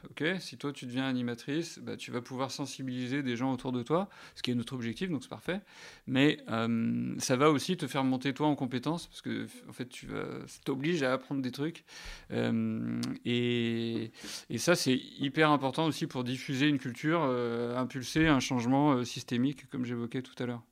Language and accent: French; France; on est français